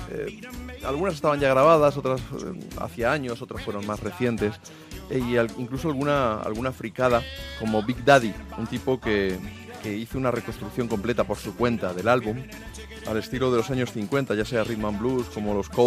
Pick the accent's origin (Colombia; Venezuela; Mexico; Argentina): Argentina; now in Spain